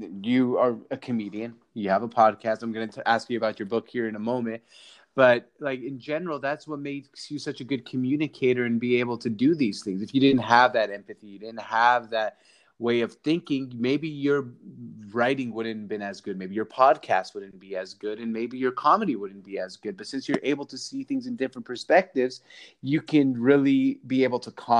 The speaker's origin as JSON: {"language": "English", "town": "Seattle", "region": "Washington", "country": "United States", "tie": "born or raised there", "said": "Well, I'm from Seattle, so I grew up watching the Sonics, and now we don't have a team."}